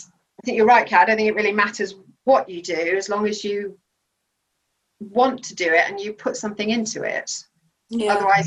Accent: Belgium; So I mean, growing up in Belgium, the waiters and waitresses, waiting staff in restaurants, they don't do that job just because they've got nothing else to do.

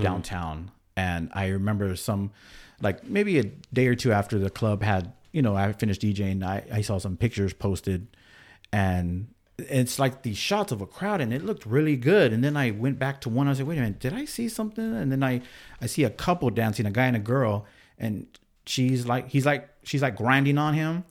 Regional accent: San Angelo, Texas, United States; now in Bakersfield, United States; I grew up in Texas

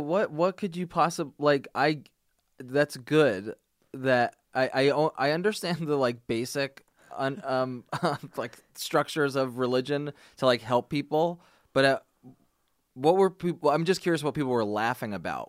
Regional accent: New Jersey, United States; I'm from New Jersey

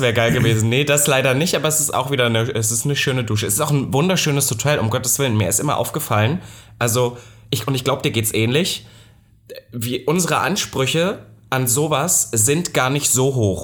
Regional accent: Halle, Saxony-Anhalt, Germany; moved away; letzte Woche war ich ja auch in meiner alten Heimat und dann ist mir auch aufgefallen, in Halle

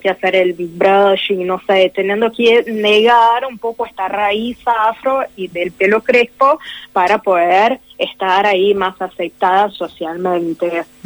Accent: Brazil; yo soy de Brasil

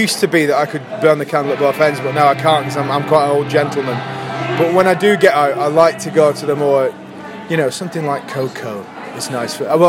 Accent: Southampton, South East England, United Kingdom; We're from Southampton

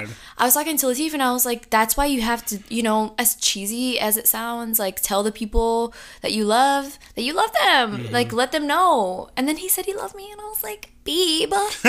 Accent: Jamaica; we're Jamaican.

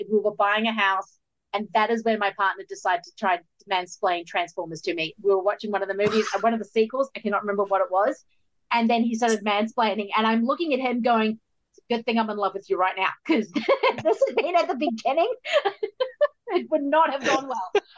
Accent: New Zealand; as a New Zealander growing up

